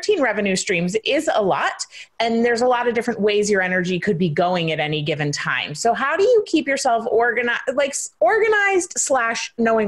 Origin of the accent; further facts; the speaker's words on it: United States; of course I'm American, you're Australian